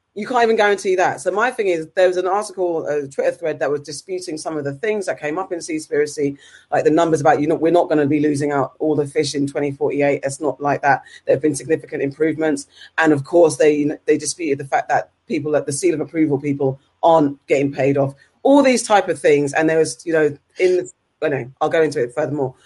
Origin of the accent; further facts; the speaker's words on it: United Kingdom; as a British citizen